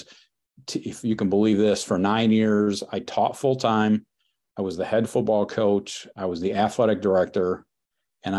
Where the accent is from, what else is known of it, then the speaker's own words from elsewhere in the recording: Leslie, Michigan, United States; came back to my hometown of Leslie. In mid-Michigan